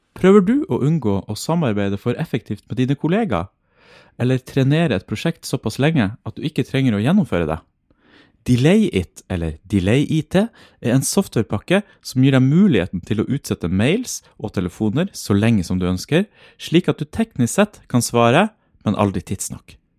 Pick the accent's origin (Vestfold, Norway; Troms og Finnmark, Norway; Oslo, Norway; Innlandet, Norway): Troms og Finnmark, Norway; moved away; det er jo egentlig vår identitet at vi er finnmarkinger